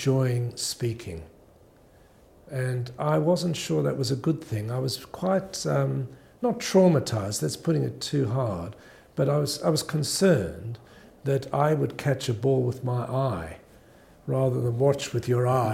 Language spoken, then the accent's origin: English; Australia; born or raised there; also born or lived in South Africa